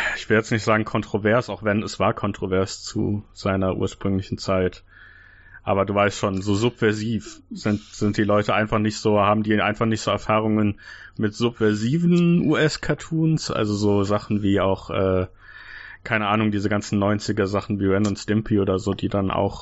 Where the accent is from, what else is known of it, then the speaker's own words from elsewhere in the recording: Germany; als Deutsche so aus meiner Altersgruppe, aus meiner Generation